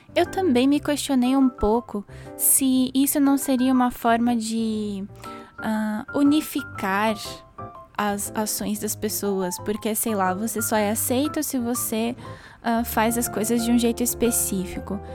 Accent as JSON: {"language": "Portuguese", "country": "Brazil", "said": "que sou brasileira"}